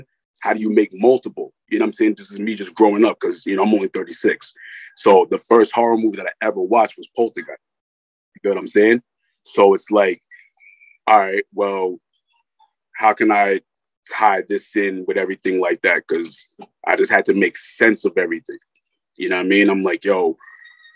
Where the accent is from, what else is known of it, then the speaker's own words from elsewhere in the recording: Rockland County, New York, United States; I'm from Rockland County, New York.